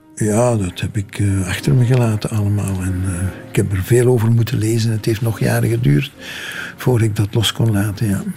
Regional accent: Limburg, Flanders, Belgium; dat ik uit Limburg kom

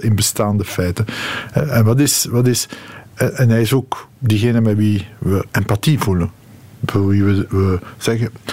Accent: Molenbeek, Brussels-Capital Region, Belgium; Ik ben opgegroeid in Molenbeek.

